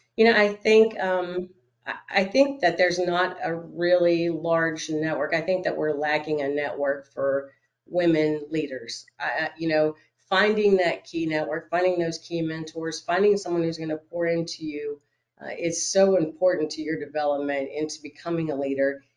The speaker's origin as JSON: {"language": "English", "region": "Florida", "country": "United States", "moved": "yes", "said": "I'm originally from Florida"}